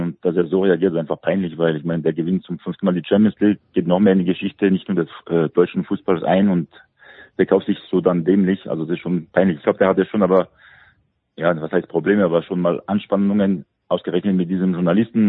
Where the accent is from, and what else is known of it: France